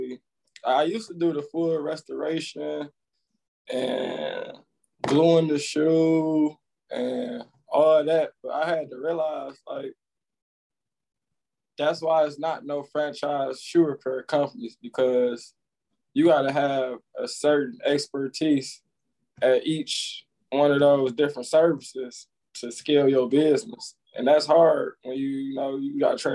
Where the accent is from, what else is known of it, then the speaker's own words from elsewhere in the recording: Highland Park, Michigan, United States; born and raised Highland Park, Michigan